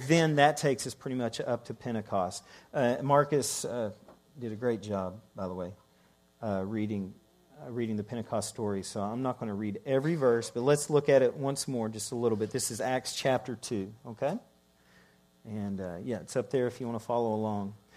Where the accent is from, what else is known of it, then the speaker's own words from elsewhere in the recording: Ireland; also born or lived in Scotland; I'm Irish